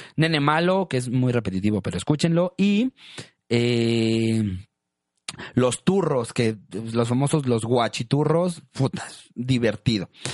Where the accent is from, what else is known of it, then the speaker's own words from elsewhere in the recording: Monterrey, Nuevo León, Mexico; a nosotros en Monterrey es la cumbia rebajadita, que es como la famosa cumbia de Monterrey